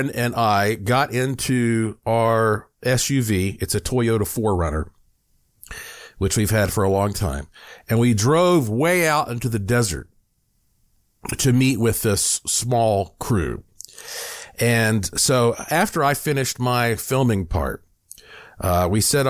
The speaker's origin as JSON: {"language": "English", "town": "Asheville", "region": "North Carolina", "country": "United States", "tie": "born or raised there", "said": "when I was younger growing up in Asheville"}